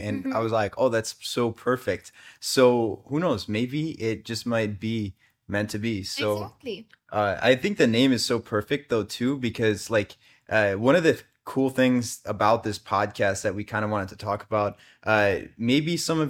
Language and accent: English; United States; Like literally from opposite places on the planet. Like I'm from America.